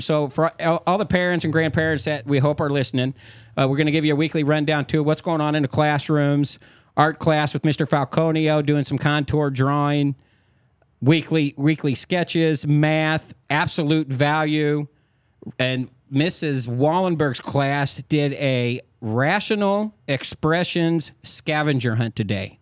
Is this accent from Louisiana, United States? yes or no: no; Carlyle, Illinois, United States; I'm from Carlisle